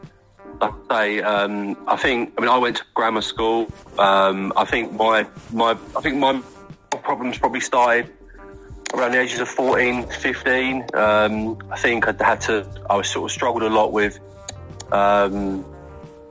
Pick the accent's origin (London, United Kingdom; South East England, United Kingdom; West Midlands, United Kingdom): South East England, United Kingdom; Faversham; I'm from Faversham. I mean, Kent's a beautiful county. I'm lucky to live